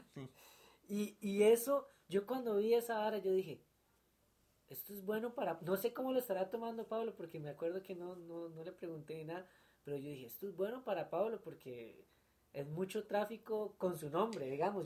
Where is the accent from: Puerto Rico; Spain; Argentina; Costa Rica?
Costa Rica; así somos los ticos